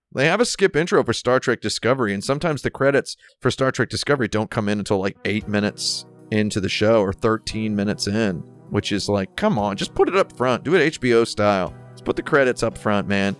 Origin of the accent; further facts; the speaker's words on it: United States; as an American person